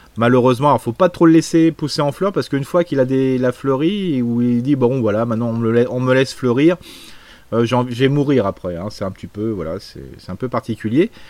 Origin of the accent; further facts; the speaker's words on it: Alsace, Grand Est, France; en tant qu'Alsacien